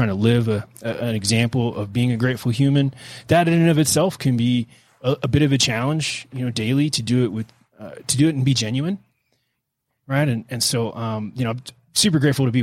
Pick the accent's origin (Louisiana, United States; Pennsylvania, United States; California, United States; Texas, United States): Texas, United States; Houston; I grew up in Houston